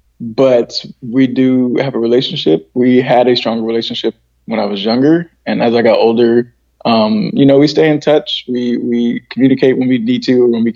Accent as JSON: {"language": "English", "town": "San Diego", "region": "California", "country": "United States", "tie": "born or raised there", "said": "So I was born in San Diego"}